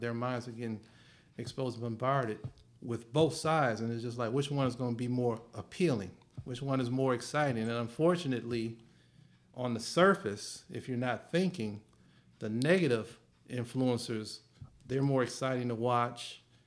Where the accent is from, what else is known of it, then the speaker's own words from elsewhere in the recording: Michigan, United States; I'm from Michigan